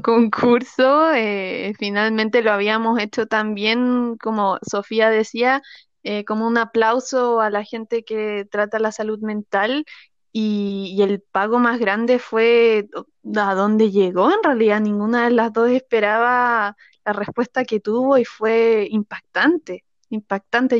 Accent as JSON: {"language": "Spanish", "country": "Chile", "also_born_or_lived": "Santiago", "said": "mi país"}